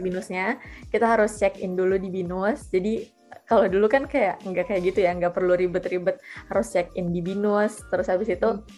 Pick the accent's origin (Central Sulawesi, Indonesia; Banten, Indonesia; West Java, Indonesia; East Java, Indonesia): Central Sulawesi, Indonesia; Palu; moved away as an adult; harus balik lagi ke tempat asal balik lagi ke Palu